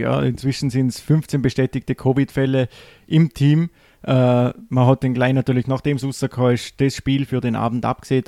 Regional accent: Vorarlberg, Austria; bei uns im Ländle

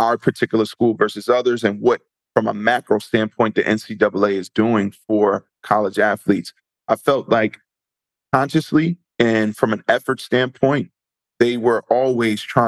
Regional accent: Neptune, New Jersey, United States; So I grew up in Neptune, New Jersey

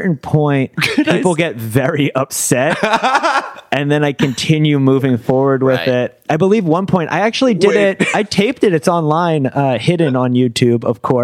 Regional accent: Philadelphia, Pennsylvania, United States; I'm from the Philadelphia area, so I say water instead of water

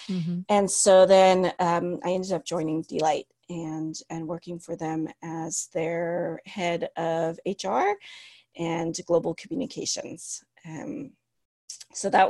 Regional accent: United States; first language Cantonese; moved away as an adult; also born or lived in Shenzhen, China / Hong Kong / Nairobi, Kenya; I'm Chinese American

